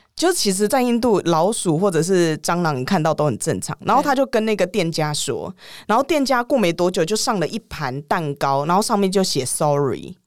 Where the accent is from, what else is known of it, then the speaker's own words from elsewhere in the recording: Taiwan; moved away as an adult; 我们台湾